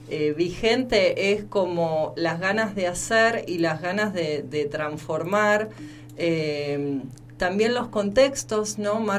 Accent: Chañar, Santa Fe, Argentina; born there; cuando cuento esto de que nací en Chañar, en, Santa Fe, porque Santa Fe, bueno, digamos, la misma geografía es es muy chata.

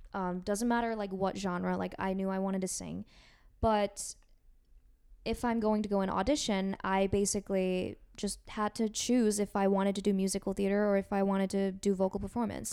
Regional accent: Seoul, South Korea; now in United States; I'm from Seoul, South Korea

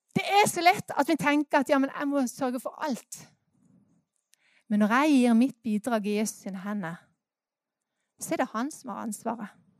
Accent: Norway; Vi er jo nordmenn

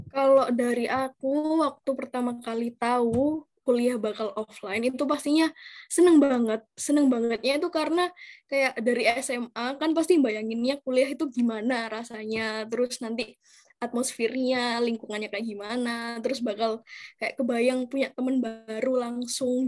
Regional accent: Surabaya, East Java, Indonesia; Aku asli dari Surabaya

